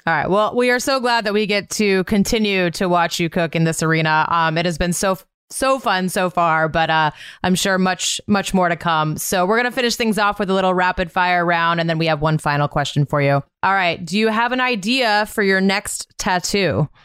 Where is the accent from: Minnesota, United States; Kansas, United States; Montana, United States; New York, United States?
Montana, United States; born or raised there